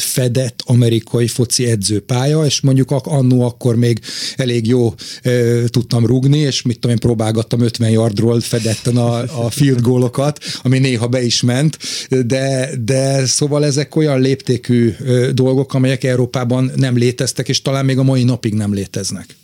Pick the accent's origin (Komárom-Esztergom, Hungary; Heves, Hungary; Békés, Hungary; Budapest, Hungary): Budapest, Hungary; én jó magam városmajori srác vagyok, a szüleim a János Kórházhoz közel laktak, ott nőttem föl